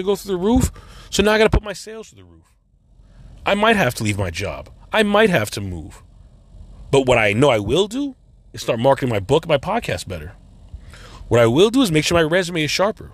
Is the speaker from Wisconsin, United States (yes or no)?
no; New York, United States; I wasn't a real Puerto Rican once at my job because I was born in New York